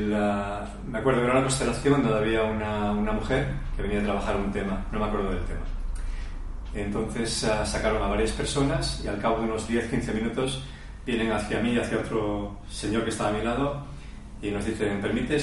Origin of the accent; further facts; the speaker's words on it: Asturias, Spain; nací en Asturias